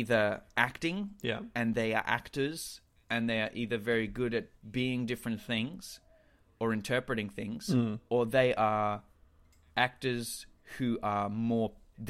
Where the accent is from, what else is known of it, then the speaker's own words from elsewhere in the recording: New York, United States; I know. I'm from the Bronx, homie.